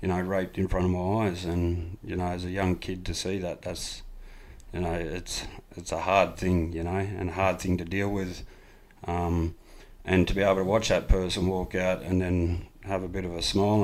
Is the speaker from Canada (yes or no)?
no; Ivanhoe, New South Wales, Australia; I'm a proud Nyampa man from out in Ivanhoe, New South Wales